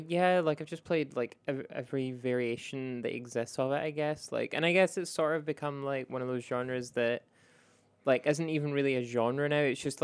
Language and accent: English; Scotland, United Kingdom; I played Risk of Rain 1, and also I grew up in Scotland, which has the greatest Risk of Rain.